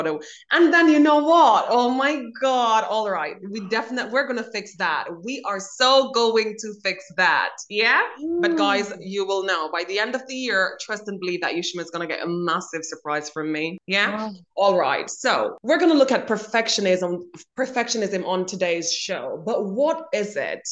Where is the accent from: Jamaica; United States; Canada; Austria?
Jamaica; I grew up in Jamaica